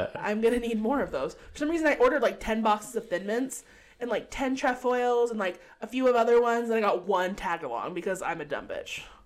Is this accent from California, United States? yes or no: yes; California, United States; I grew up in California